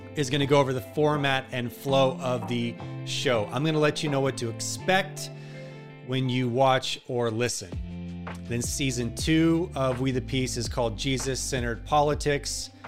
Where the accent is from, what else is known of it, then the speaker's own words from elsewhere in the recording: outside of Seattle, Washington, United States; also born or lived in Garland, Texas; We moved from the, uh, South, specifically Dallas, Texas area, Garland, to the Northwest outside of Seattle, where it rains all the time and constantly. But it's beautiful, but it's depressing. And I grew up there